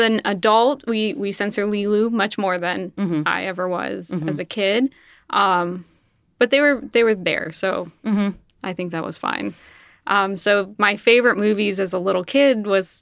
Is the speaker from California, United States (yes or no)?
yes; Los Angeles, California, United States; I grew up in the San Fernando Valley